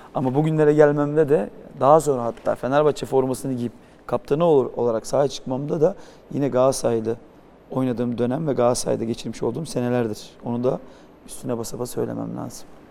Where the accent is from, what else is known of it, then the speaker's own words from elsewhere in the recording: Istanbul, Turkey; ben büyüdüğüm yer Yedikule